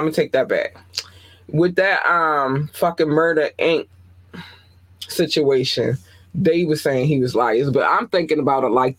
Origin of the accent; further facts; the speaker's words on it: Baltimore, Maryland, United States; But I'm from Baltimore. Everybody loved … in Baltimore.